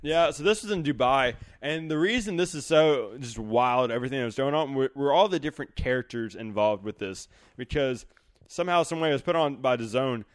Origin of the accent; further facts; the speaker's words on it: the South, United States; growing up in the South.